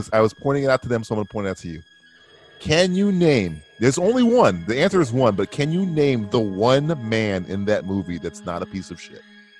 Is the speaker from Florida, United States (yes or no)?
yes; Florida, United States; I'm from Florida.